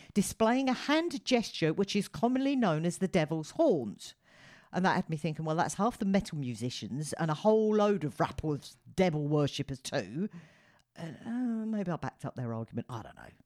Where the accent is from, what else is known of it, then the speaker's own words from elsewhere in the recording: United Kingdom; as a Brit